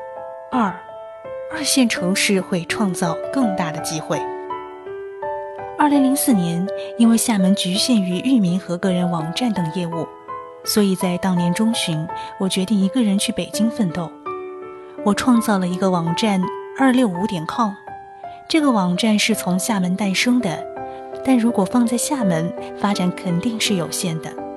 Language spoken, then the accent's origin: Chinese; Shishi, Fujian, China; moved away as an adult; now in Xiamen, China; 我的老家在石狮，石狮当时的经济很发达